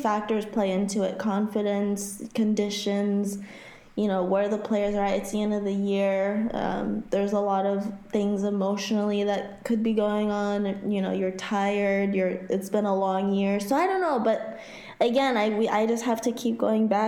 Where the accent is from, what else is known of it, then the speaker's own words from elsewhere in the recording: Haiti; now in Florida, United States; Growing up in Haiti and living most of my life in Florida